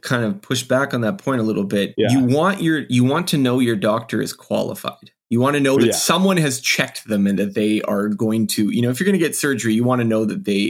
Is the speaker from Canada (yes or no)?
yes; Canada; I am Canadian